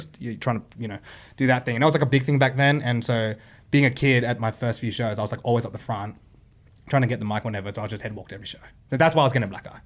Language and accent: English; Sydney, New South Wales, Australia; we grew up in Sydney